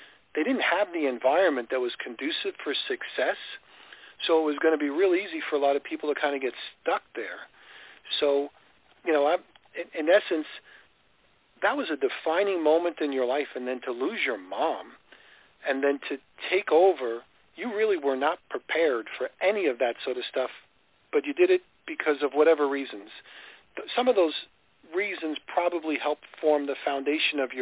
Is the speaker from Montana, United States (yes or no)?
no; New York, United States; I grew up in New York as well